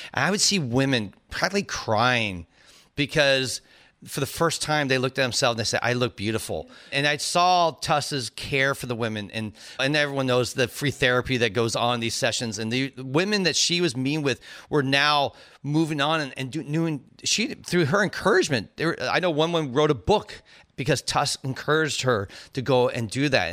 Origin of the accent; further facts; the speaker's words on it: Cupertino, California, United States; I, was there in the band exchange, our marching band and from Cupertino